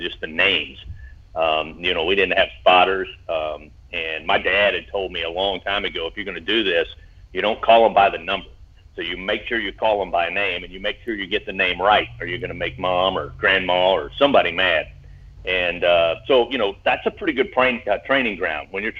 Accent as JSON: {"language": "English", "town": "Hindman", "region": "Kentucky", "country": "United States", "tie": "born or raised there", "said": "I grew up in Hindman, Kentucky, which is in coal mining country, eastern part of the state"}